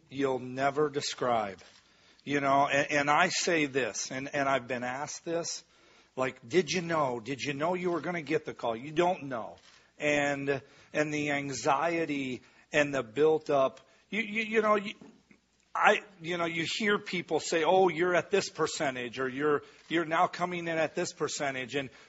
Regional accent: Midwest, United States; I think growing up in the Midwest and the values and what

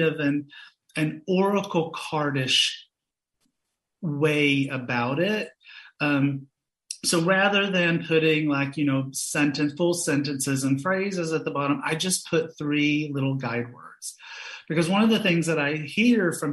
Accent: Knoxville, Tennessee, United States; I grew up in Knoxville, Tennessee

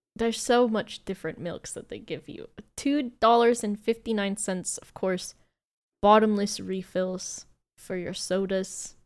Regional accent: United States; as an American

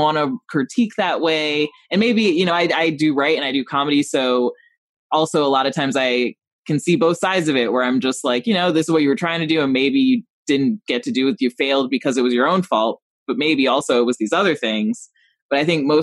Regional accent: Rockford, Illinois, United States; growing up in Rockford

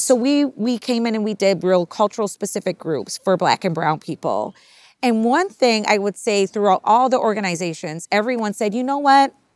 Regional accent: Minnesota, United States; my mother's from Minnesota. We're from Minnesota

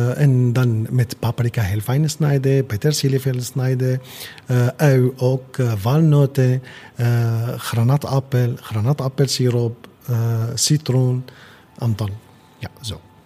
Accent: Damascus, Damascus Governorate, Syria; Dutch is a second language; moved away as an adult; now in Netherlands; ik kom uit Syrië, uh, in hoofdstad Damascus

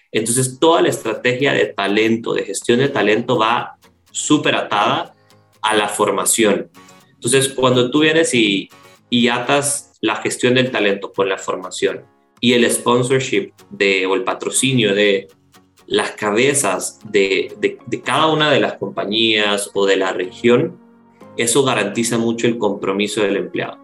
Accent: El Salvador; Yo soy salvadoreño y en El Salvador la, la industria call center es, es, muy fuerte

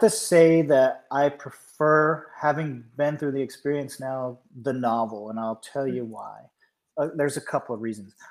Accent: Georgia, United States; I'm from Georgia, but all my relatives are from Pennsylvania.

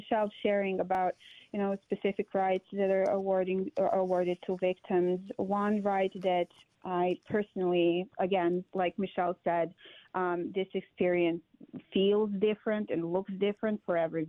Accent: Serbia; moved away as an adult; also born or lived in Middle East; now in Wisconsin, United States; I'm originally from Serbia, but I lived in the Middle East for a very long time

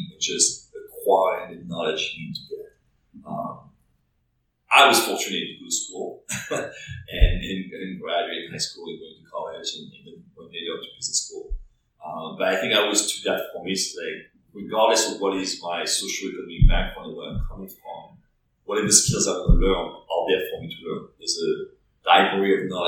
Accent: France; English is a second language; moved away as an adult; now in New York, United States; I was born and raised in France. I moved to New York when I was 22, so I went to college in France.

